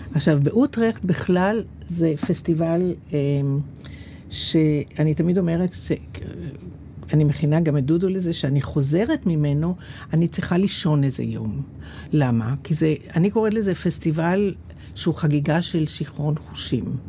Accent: Israel; אני מישראל

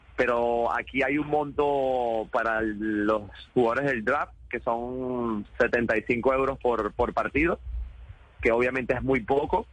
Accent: Venezuela; como venezolanos tenemos que aprender de los colombianos

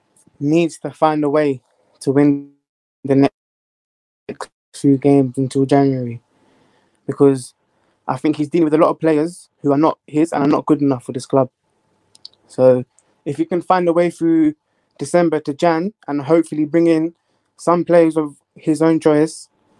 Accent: London, United Kingdom; I'm from London.

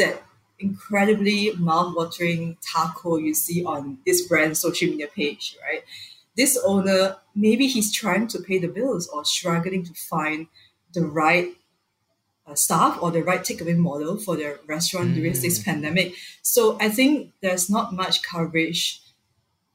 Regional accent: Malaysia; I'm Malaysian

